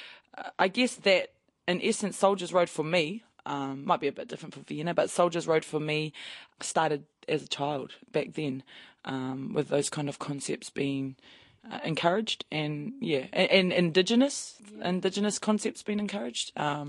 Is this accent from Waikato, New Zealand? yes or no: yes; Cambridge, Waikato, New Zealand; now in Papamoa, New Zealand; I'm Ngāti Hine and Ngāti Kahungu ki Wairua. Born and raised in Cambridge. So I also have links also to Tainui as well